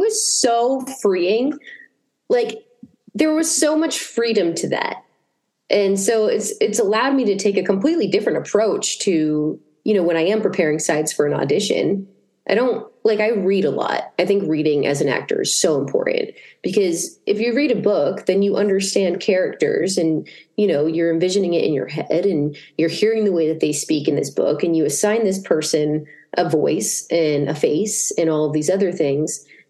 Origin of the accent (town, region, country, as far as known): Massachusetts, United States; born or raised there